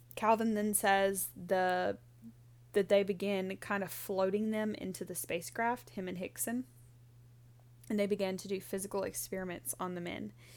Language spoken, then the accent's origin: English; Mississippi, United States; we're not from Pascagoula, but from our home state